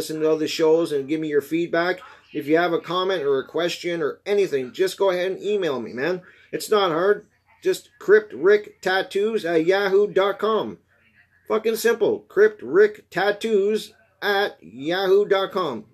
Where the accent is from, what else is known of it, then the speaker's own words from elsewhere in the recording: Canada; I'm Canadian